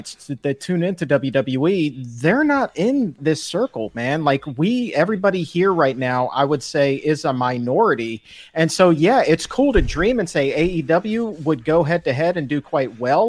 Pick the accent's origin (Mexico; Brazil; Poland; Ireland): Ireland; I'm Irish